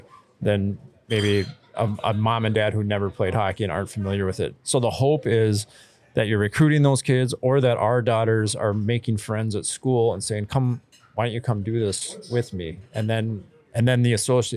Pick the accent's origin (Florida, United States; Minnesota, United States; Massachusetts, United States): Minnesota, United States; Duluth; moved away; I'm from Duluth and a bunch of my friends still live there